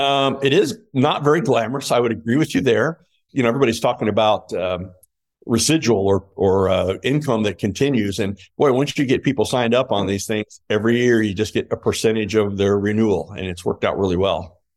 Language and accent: English; Fort Wayne, Indiana, United States; in my hometown where all my friends and family could come see me play